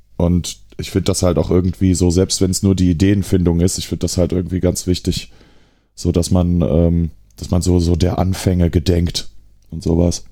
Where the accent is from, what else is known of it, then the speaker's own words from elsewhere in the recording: Aachen, North Rhine-Westphalia, Germany; als Aachener